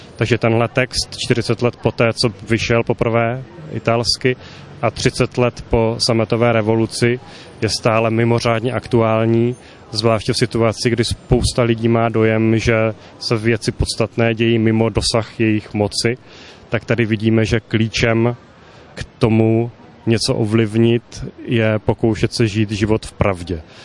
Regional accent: Czechia; jsme mu jako Češi velmi mnoho dali

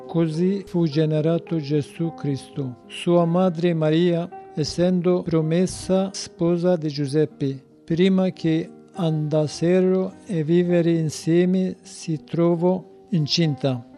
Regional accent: citizen of Turkey, Kurdistan, Turkey; Italian is a second language; moved away as an adult; now in Italy; io sono curdo cittadino di Turchia

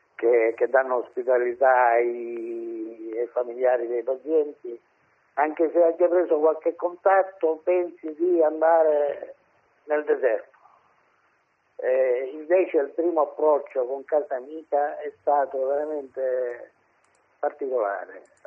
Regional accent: Sicily, Italy; io sono siciliano

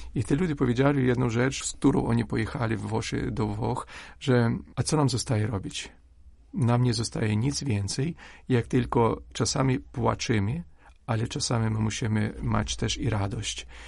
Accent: Ukraine

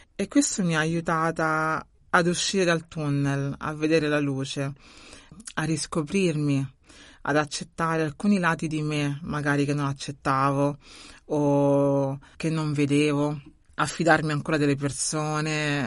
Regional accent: Rome, Lazio, Italy; now in Bari, Italy; Sono nata a Roma, quindi nata a Roma, cresciuta a Roma e poi sono migrata

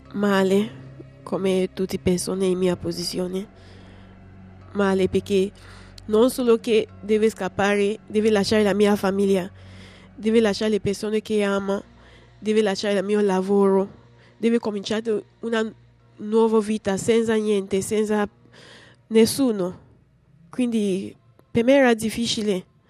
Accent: Cameroon; Italian is a second language; moved away as an adult; now in Rome, Italy; Ho ventisette anni. Vengo da Cameron e sono qua in Italia da tre anni.

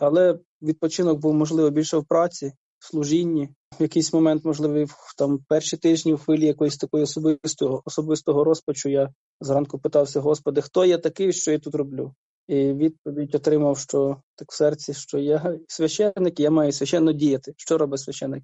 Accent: Kherson Oblast, Ukraine; moved away as an adult; also born or lived in Melitopol; я родом з Херсонщини, моє село в окупації

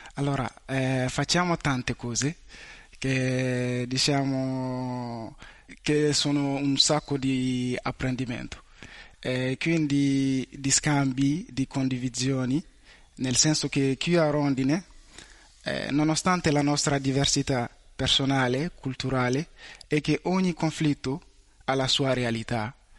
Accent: Mali; Italian is a second language; now in Italy; vengo dal Mali

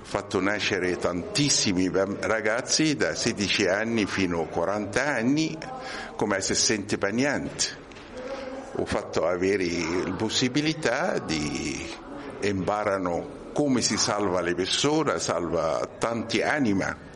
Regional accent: Egypt; Italian is a second language; moved away as an adult; now in Rome, Italy; Io ho origine egiziano, studiato in Egitto, laureato in ingegneria, ingegnere electric power e sono venuto qui con un contratto con eh, una ditta in Sicilia, lavorato tre anni, poi sono venuto a Roma.

